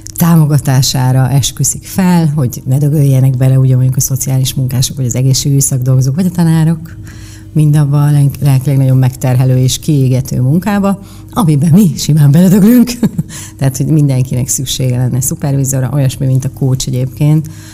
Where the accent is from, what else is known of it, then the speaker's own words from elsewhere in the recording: Miskolc, Borsod-Abaúj-Zemplén, Hungary; moved away as an adult; also born or lived in Budapest; én egy Diósgyőri panelben nőttem fel, én egy panel proli vagyok